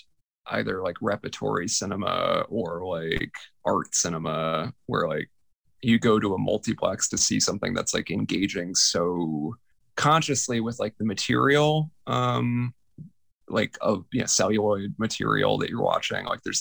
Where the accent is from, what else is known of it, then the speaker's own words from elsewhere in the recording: Tampa, Florida, United States; I grew up in Tampa, Florida